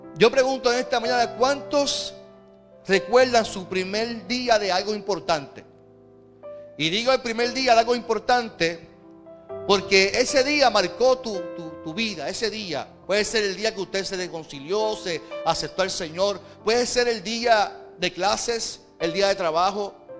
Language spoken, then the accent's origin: Spanish; Carolina, Puerto Rico; Y yo recuerdo en mi adolescencia, recuerda que yo vengo de Carolina. Y en Carolina firmábamos las paredes con graffiti